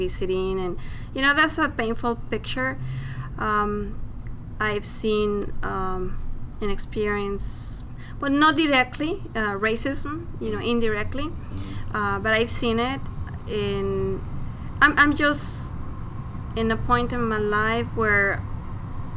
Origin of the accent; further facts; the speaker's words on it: Mexico City, Mexico; moved away as an adult; also born or lived in Palm Springs, California; now in Portland, United States; I was born and raised in Mexico City